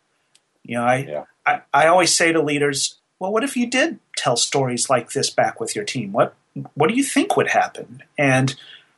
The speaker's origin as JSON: {"language": "English", "town": "Nashville", "region": "Tennessee", "country": "United States", "tie": "born or raised there", "said": "I did a program here in my hometown. I'm in Nashville, Tennessee"}